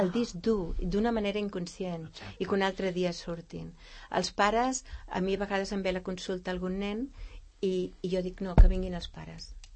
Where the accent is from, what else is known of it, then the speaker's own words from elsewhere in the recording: Vilanova i la Geltrú, Catalonia, Spain; now in Sant Cugat del Vallès, Spain; jo que sóc nascuda a Vilanova i la Geltrú